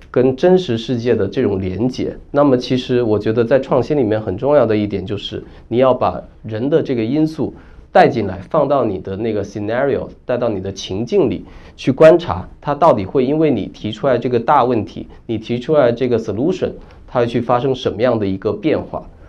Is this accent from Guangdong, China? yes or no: yes; Guangdong, China; moved away; also born or lived in Shenzhen; 我是潮汕人，我老家那边有个地方叫桂宇